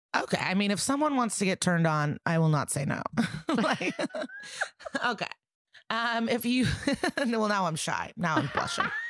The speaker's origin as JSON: {"language": "English", "town": "Skokie", "region": "Illinois", "country": "United States", "said": "I'm from Skokie"}